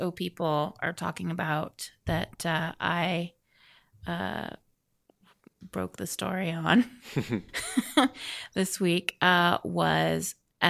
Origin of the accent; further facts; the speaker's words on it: Vancouver, British Columbia, Canada; I love Vancouver. Vancouver is my hometown. Vancouver, BC.